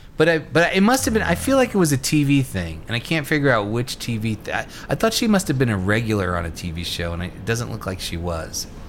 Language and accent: English; New York, United States; born or raised there